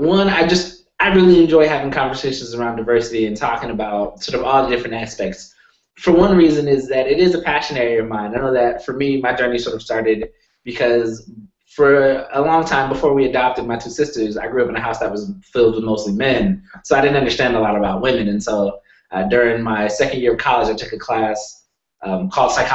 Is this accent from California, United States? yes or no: yes; Sacramento, California, United States; also born or lived in San Francisco, California / Denver, Colorado; So I'm from California. I was born in San Francisco, and San Francisco is very diverse.